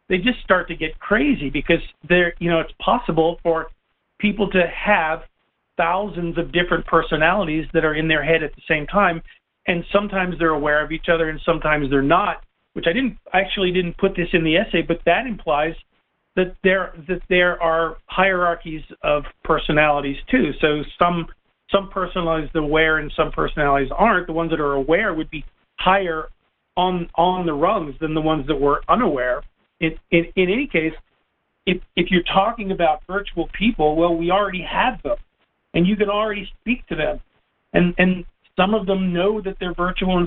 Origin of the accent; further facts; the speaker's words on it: Northern United States, United States; accent: Yankee; also born or lived in Knoxville, Tennessee; I lose my Yankee accent.